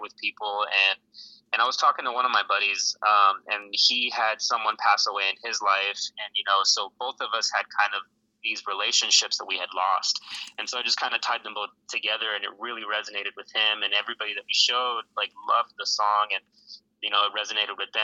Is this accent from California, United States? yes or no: yes; Los Angeles, California, United States; moved away as an adult; also born or lived in Alaska; now in Fayetteville, United States; I grew up in Los Angeles